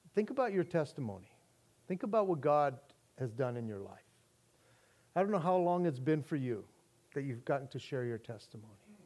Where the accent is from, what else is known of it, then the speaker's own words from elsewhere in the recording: United States; our rights as American citizens